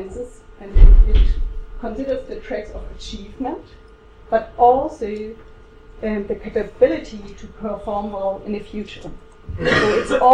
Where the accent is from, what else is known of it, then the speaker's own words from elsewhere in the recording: Germany; I'm from Germany